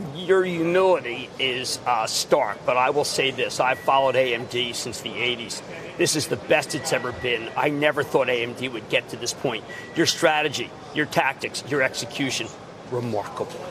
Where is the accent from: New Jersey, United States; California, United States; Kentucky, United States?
New Jersey, United States; also born or lived in Philadelphia; my home state of New Jersey